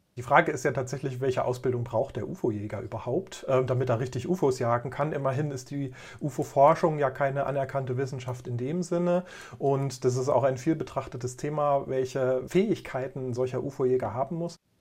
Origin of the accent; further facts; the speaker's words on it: Germany; now in Thuringia, Germany; Ich bin sozusagen ein Kind der DDR. Ich bin also in einem anderen Land aufgewachsen